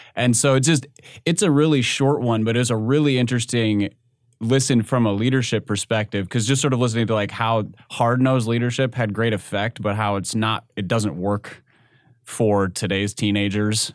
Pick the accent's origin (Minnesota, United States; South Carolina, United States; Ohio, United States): Minnesota, United States; moved away; my home state, I don't I don't miss the accent